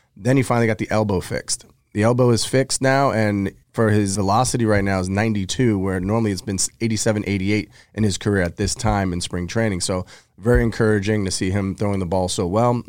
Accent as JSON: {"language": "English", "region": "New York", "country": "United States", "tie": "born or raised there", "said": "growing up in New York"}